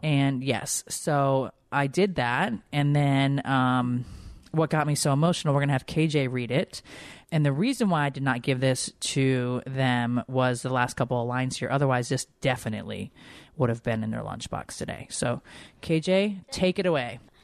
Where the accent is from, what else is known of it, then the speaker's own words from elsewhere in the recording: Connecticut, United States; moved away; I grew up in Connecticut